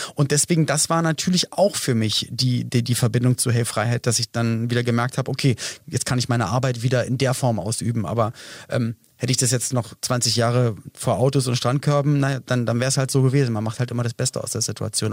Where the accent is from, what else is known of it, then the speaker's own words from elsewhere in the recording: Berlin, Germany; Wir kommen beide aus Berlin